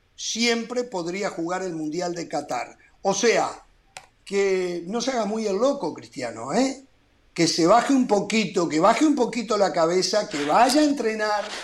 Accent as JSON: {"language": "Spanish", "country": "Uruguay", "said": "en mi país"}